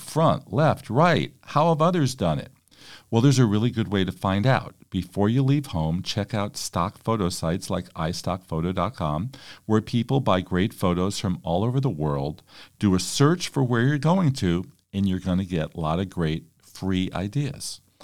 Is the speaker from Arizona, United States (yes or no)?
no; California, United States; speaking as a Californian